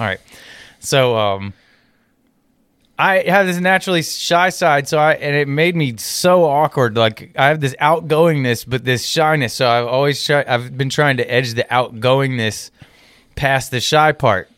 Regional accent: United States; accent: American; if somebody found out I was from America

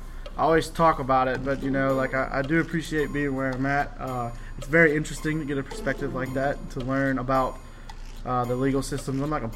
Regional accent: Houma, Louisiana, United States; I was born and raised in Louisiana, and I can't do a Cajun accent to save my life.

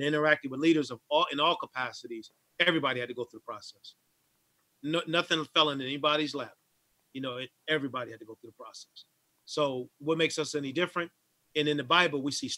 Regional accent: Syracuse, New York, United States; moved away; my hometown to Syracuse

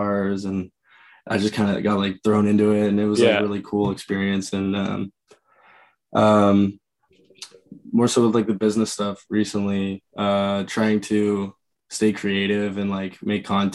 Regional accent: Oshawa, Ontario, Canada; just outside. So like Oshawa area

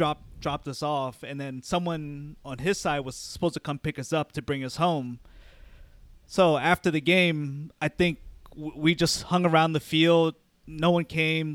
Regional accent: Arlington, United States; growing up in Arlington

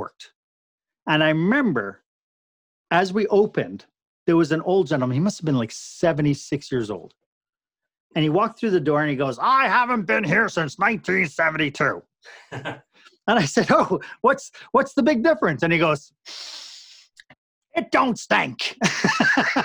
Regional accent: Canada; we're Canadian

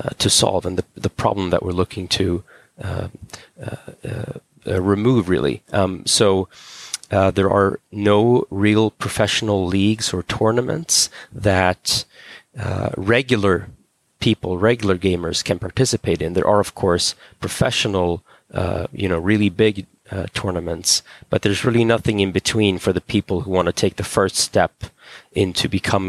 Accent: Stockholm, Stockholm County, Sweden; also born or lived in California; So I'm a Swedish guy. I grew up in Stockholm.

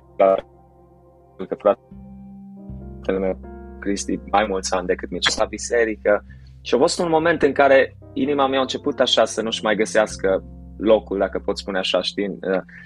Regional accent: Timișoara, Timiș County, Romania; născut și crescut la Timișoara

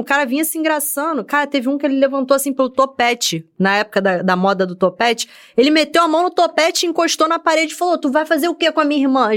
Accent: Rio de Janeiro, Brazil; also born or lived in Bangu; Eu, eu nasci em Bangu, fui criada em Senador Camará

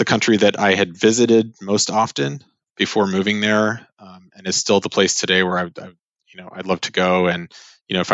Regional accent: Los Angeles, California, United States; also born or lived in Hamburg, Germany; Born and raised in Los Angeles, and have actually spent most of my life here.

